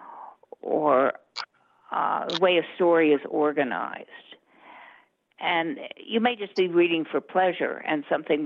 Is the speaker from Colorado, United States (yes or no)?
yes; Colorado, United States; also born or lived in Southern United States; I'm Western. I was born in the South, but I moved here when I was 6.